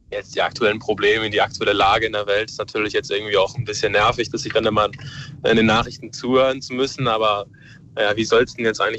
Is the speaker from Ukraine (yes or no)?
yes; Ukraine; Ich bin selber Ukrainer, ich habe Familie vor Ort